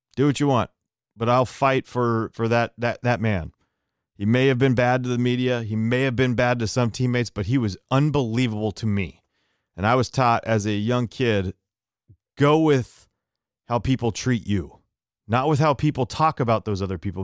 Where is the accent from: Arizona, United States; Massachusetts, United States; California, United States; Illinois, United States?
California, United States; San Francisco; I grew up in San Francisco